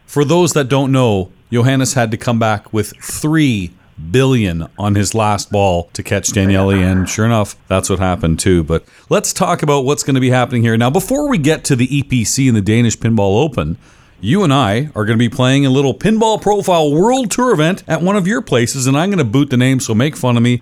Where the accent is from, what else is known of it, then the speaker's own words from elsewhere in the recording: Canada; I'm Canadian